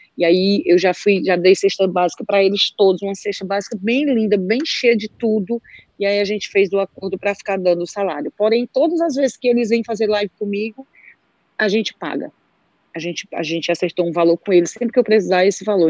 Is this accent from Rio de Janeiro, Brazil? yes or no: no; Aracoiaba, Ceará, Brazil; sou de Aracoiaba, aqui do meu Ceará